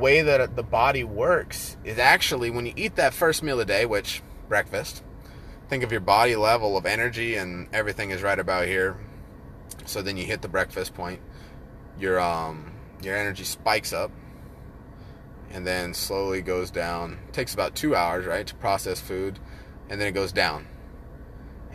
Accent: Northern California, United States; moved away; We lived out in the foothills up in Northern Cali

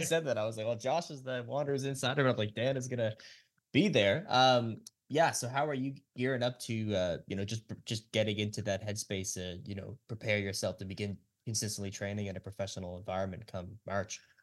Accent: Cape Breton, Nova Scotia, Canada; I myself, I'm from Cape Breton, born and raised

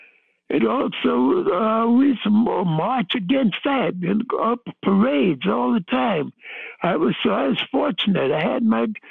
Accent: New York City, New York, United States; I was born in Harlem. I used to march up and down the street with my grandmother

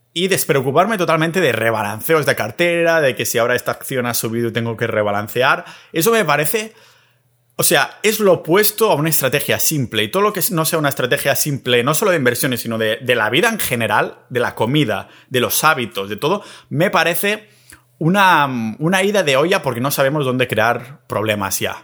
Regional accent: Catalonia, Spain; moved away; después de estar tres semanitas en mi pueblo catalán

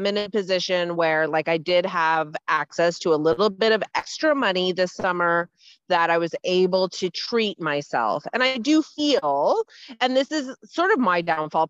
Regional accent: Ontario, Canada; moved away; I'm from Ontario

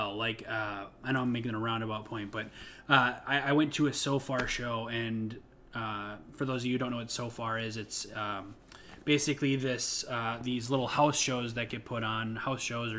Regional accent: Midwest, United States; now in Chicago, United States; Midwestern values in people that I grew up

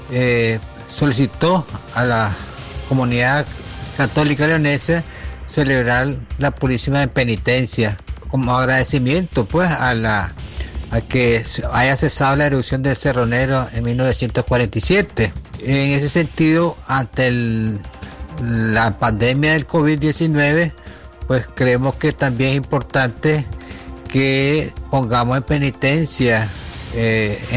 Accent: León, Nicaragua; como ciudadano leonés

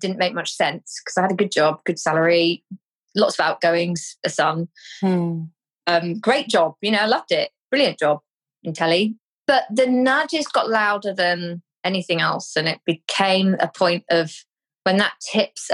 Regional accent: Cornwall, South West England, United Kingdom; I'm from Cornwall

